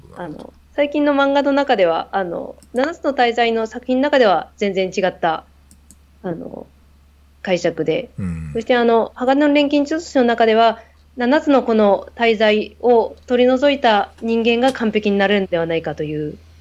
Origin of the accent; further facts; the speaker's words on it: Hokkaido, Japan; now in Tokyo, Japan; 北海道出身なので